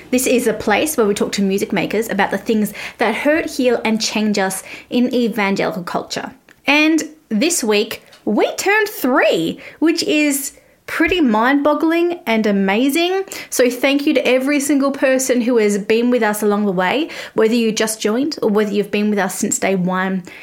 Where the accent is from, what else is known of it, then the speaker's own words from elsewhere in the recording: Australia; you can tell I'm Australian because it